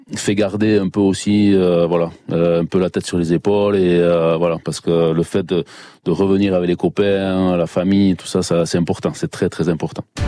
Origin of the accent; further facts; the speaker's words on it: Basque Country, Nouvelle-Aquitaine, France; also born or lived in Bidart; je suis basque, j'ai le caractère, le, nez, euh, tout ce qu'il faut